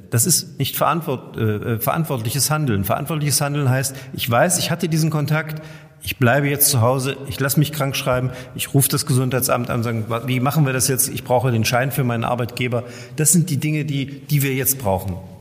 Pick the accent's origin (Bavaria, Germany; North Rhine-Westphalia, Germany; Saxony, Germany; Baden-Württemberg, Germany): Saxony, Germany; Görlitz; bei uns in Görlitz